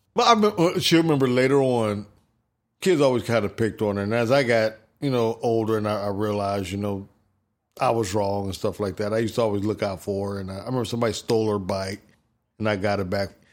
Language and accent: English; Ohio, United States; I lived, I grew up in Ohio